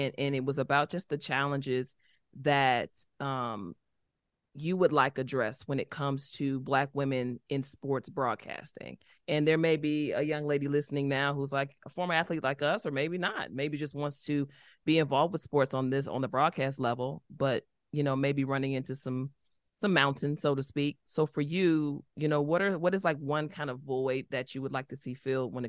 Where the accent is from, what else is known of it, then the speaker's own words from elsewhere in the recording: Chicago, Illinois, United States; I'm from Chicago.